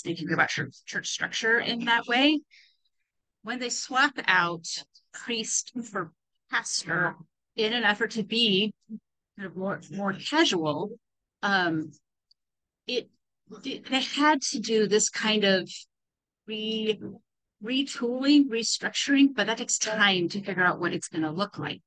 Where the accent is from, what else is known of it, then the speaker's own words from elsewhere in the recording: California, United States; moved away; I grew up in California